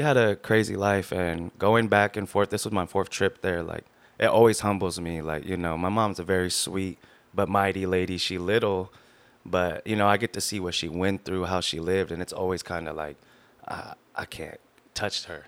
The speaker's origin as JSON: {"language": "English", "town": "Long Beach", "region": "California", "country": "United States", "tie": "born or raised there", "also_born_or_lived": "Lakewood, California", "said": "I was born here in Long Beach, California"}